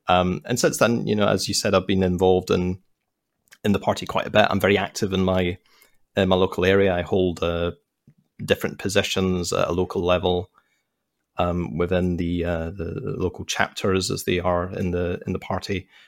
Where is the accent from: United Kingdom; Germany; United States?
United Kingdom; Scotland; Scotland, but we're more of a centre-left to left-leaning country.